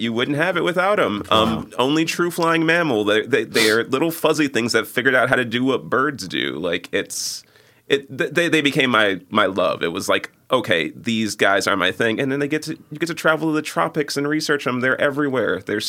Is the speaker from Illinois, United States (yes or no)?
yes; Chicago, Illinois, United States; Yeah. 95th and Halsted. Like I'm far south side